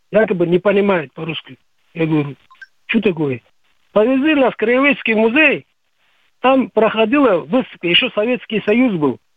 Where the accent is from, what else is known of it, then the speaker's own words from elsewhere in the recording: Uzbekistan; moved away as an adult; now in Yekaterinburg, Russia; Я родом с Узбекистана, поэтому слежу, какие новости там, что происходит.